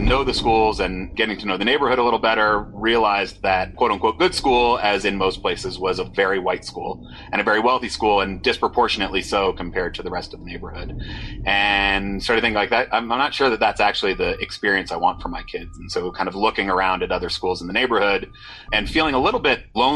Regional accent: Denver, Colorado, United States; moved away as an adult; I grew up in Denver. I live in Denver again now

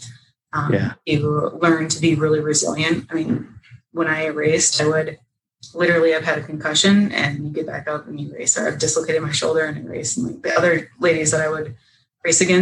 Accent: Northern Minnesota, United States; I'm from Northern Minnesota, and you go ice fishing in the winter, go skiing, snowmobiling. So that's what I grew up doing

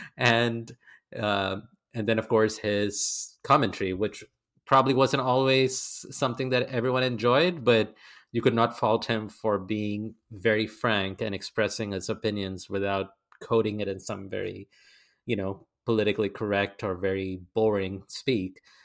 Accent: India; as Indian fans

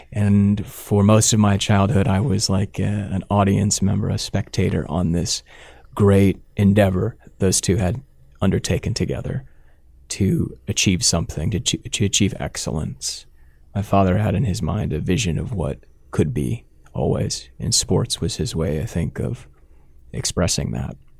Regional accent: Sarpy County, Nebraska, United States; also born or lived in Dodge County, Nebraska / Omaha; I grew up in Sarpy County here in Nebraska

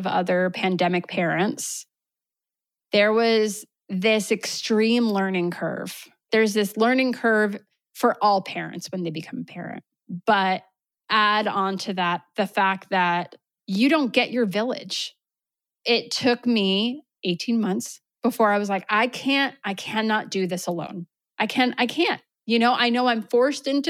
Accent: New York, United States; moved away as an adult; now in Vermont, United States; I was born and raised in New York

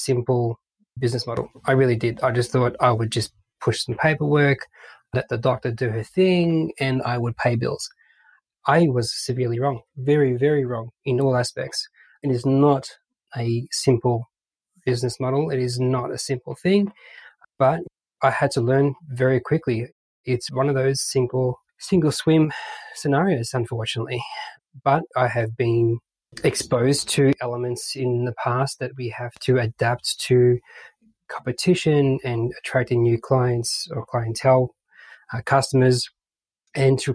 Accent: Melbourne, Victoria, Australia; accent: Aussie; moved away as an adult; now in British Columbia, Canada; I was born and raised in Australia, Melbourne.

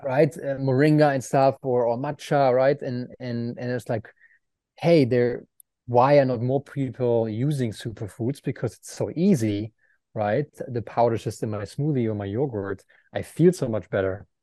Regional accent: Aachen, North Rhine-Westphalia, Germany; English is a second language; moved away as an adult; Aachen, my hometown

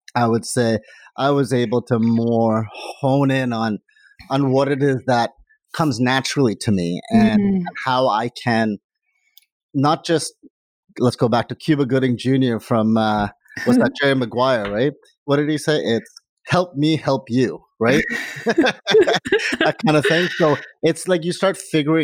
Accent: India; now in Canada; I'm from India

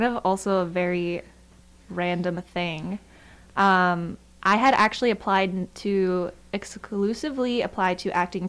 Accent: Chicago, Illinois, United States; But if I had a preference, I think Chicago is still my hometown.

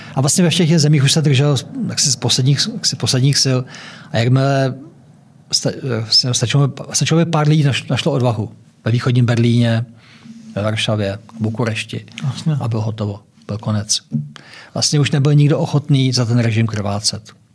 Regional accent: Czechia; my Češi

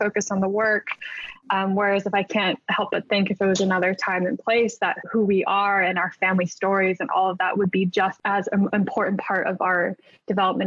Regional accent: Berkeley, California, United States; moved away as an adult; also born or lived in Irvine, California; now in New York, United States; I grew up in Berkeley

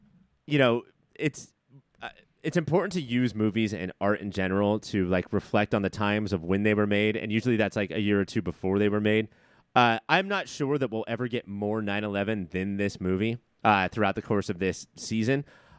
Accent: New York, United States; Whereas this is like specifically like, hey, here's my flag because I'm from New York.

